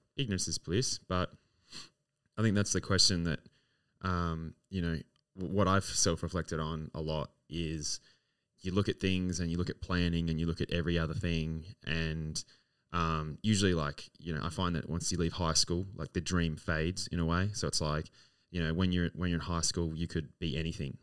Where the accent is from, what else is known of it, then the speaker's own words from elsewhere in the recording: Adelaide, South Australia, Australia; now in Melbourne, Australia; I romanticize this city so much, uh, being my hometown